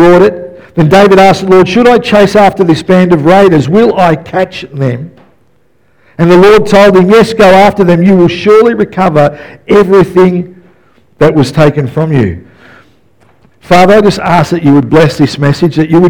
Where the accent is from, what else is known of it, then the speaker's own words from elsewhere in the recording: Melbourne, Victoria, Australia; I grew up in West Footscray